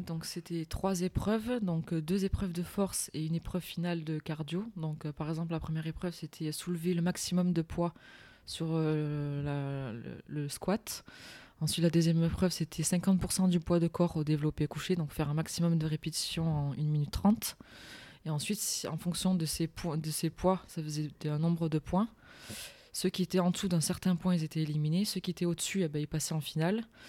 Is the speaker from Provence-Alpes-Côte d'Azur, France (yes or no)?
yes; Digne-les-Bains, Provence-Alpes-Côte d'Azur, France; je suis née et j'habite euh, à Digne-les-Bains